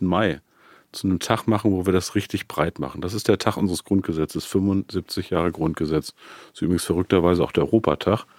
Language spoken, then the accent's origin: German; Peine, Lower Saxony, Germany; meiner Heimatstadt Peine